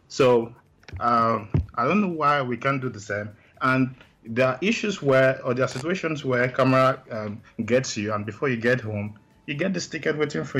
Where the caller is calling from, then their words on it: Graz, Styria, Austria; Yeah, I'm currently calling from Austria, Graz.